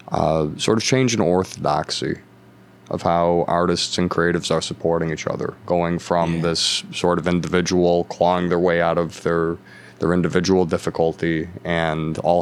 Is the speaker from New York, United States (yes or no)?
yes; Buffalo, New York, United States; this is my hometown, and I don't mean any disrespect to my hometown, but I've heard Buffalo described as a black hole before.